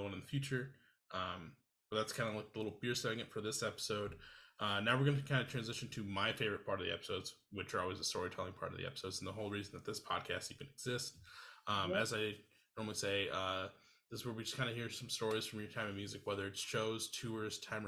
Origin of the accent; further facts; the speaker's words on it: Iowa, United States; also born or lived in Twin Cities, Minnesota; now in Minneapolis, United States; I'm originally from Iowa, but I live in the Twin Cities now